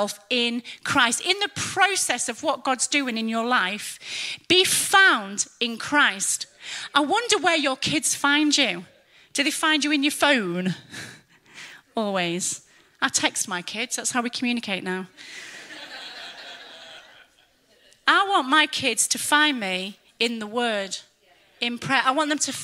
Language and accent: English; England, United Kingdom; moved away as an adult; also born or lived in Germany; we're English